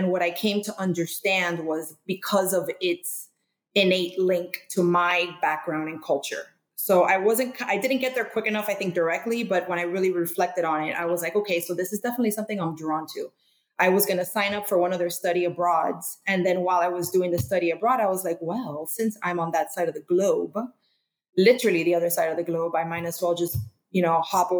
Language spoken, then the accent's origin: English; Miami, Florida, United States; born or raised there; also born or lived in Guam